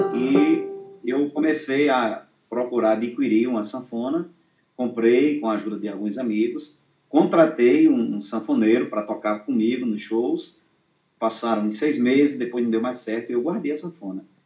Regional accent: São Vicente, Rio Grande do Norte, Brazil; Eu sou aqui de São Vicente, no Rio Grande do Norte

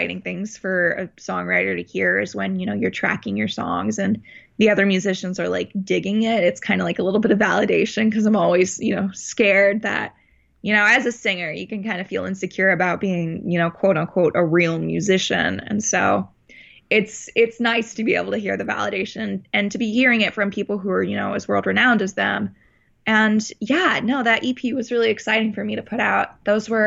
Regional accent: Parkland, Florida, United States; also born or lived in Texas, United States; now in Los Angeles, United States; we moved to Florida. And now I'm in California

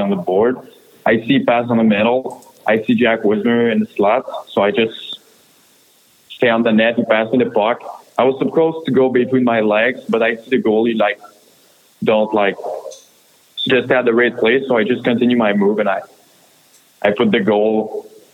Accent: Quebec, Canada; English is a second language; moved away; I'm from Quebec

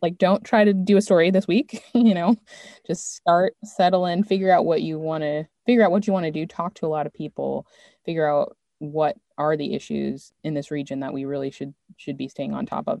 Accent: Maryland, United States; moved away as an adult; also born or lived in New York / Los Angeles; I'm from Maryland

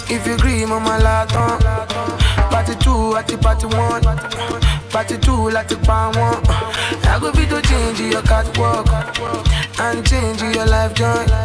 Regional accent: Kenya; I'm Kenyan, so you know I'm a marathon runner.

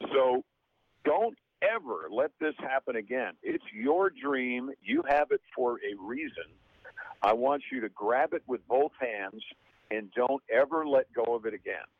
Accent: Mount Kisco, New York, United States; I'm from Mount Kisco, New York

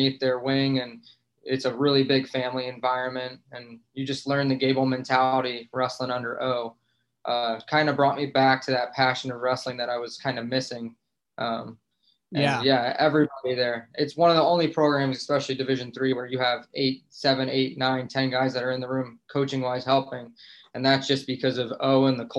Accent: New Jersey, United States; moved away; I'm originally from New Jersey.

